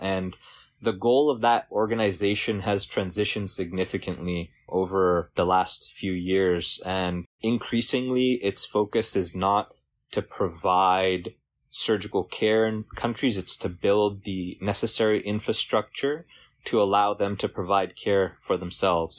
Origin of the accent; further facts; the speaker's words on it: Bay Area, California, United States; grew up in the Bay Area.